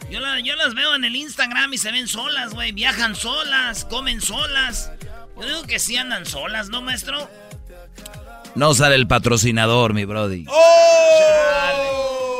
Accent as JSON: {"language": "Spanish", "country": "Mexico", "said": "y digo yo, como buenos mexicanos, muchos dijeron, güey, no te he pagado porque pues no funciona la tarjeta"}